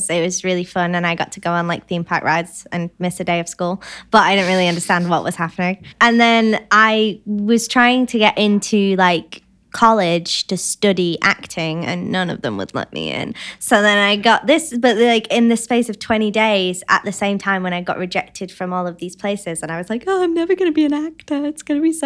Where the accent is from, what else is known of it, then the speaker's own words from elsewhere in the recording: Bolton, North West England, United Kingdom; I'm from Bolton in England.